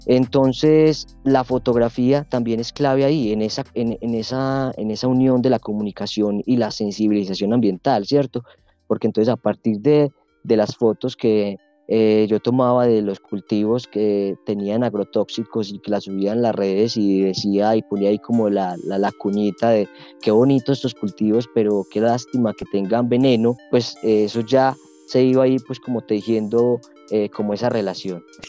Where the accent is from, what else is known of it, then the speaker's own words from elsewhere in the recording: Alejandría, Antioquia, Colombia; also born or lived in Sonsón, Antioquia; Soy del municipio de Alejandría, estudié en Sonsón